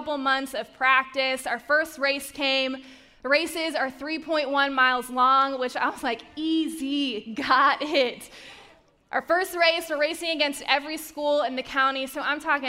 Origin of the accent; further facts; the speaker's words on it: Charlotte, North Carolina, United States; moved away; my hometown of Charlotte, North Carolina. That is where I grew up